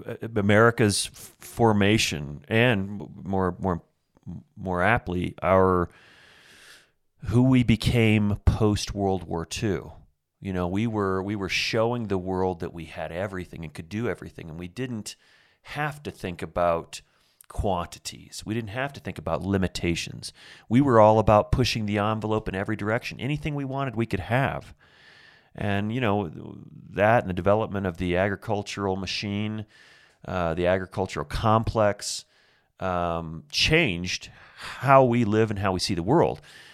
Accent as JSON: {"language": "English", "region": "Indiana", "country": "United States", "tie": "born or raised there", "said": "So I grew up in Southern Indiana, and you know, Farmville, USA, man. I grew up in the middle of farmland."}